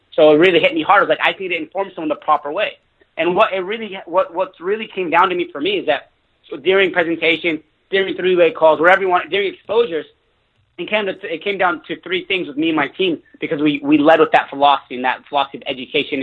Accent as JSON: {"language": "English", "town": "Fresno", "region": "California", "country": "United States", "tie": "born or raised there", "also_born_or_lived": "Los Angeles, California", "moved": "as an adult", "said": "I was living in my hometown where I grew up. It was called Fresno, California."}